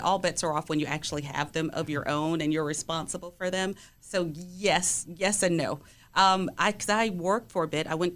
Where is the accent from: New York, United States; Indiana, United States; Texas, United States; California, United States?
New York, United States; New York City; moved away; also born or lived in Greensboro; I grew up in the South Bronx in New York.